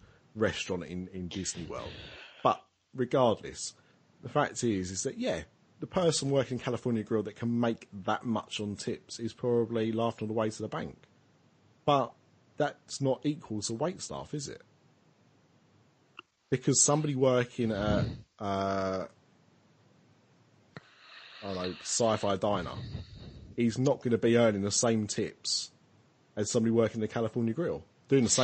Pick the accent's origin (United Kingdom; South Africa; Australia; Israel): United Kingdom; we're British